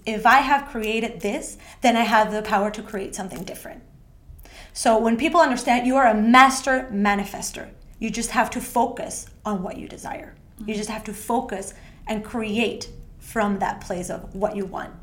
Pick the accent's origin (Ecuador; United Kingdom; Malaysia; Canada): Ecuador; moved away as an adult; also born or lived in Australia; now in Sweden; I was born and raised in Ecuador by a, uh, my family who comes from Argentina